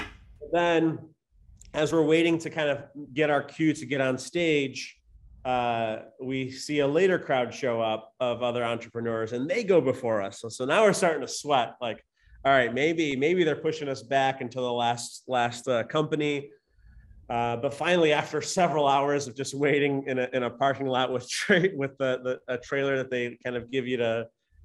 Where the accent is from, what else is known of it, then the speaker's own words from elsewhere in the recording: Chicago, Illinois, United States; Nick and I are, we're from Chicago